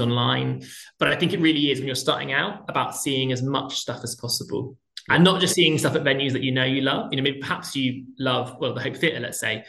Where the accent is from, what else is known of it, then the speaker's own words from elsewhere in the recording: Plymouth, South West England, United Kingdom; I grew up in Plymouth in the southwest